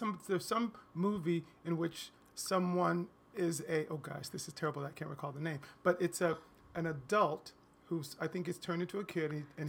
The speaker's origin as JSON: {"language": "English", "town": "Rockford", "region": "Illinois", "country": "United States", "tie": "born there", "also_born_or_lived": "Baltimore, Maryland", "said": "And I left when I was about 4. We moved to Rockford, Illinois, which I don't remember anything about except for that it was very cold."}